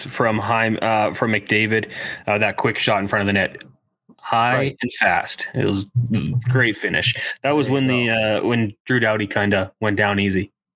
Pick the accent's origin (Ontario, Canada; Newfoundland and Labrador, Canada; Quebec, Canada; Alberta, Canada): Alberta, Canada; Edmonton; I'm from Edmonton, worked uh, production for the Oil Kings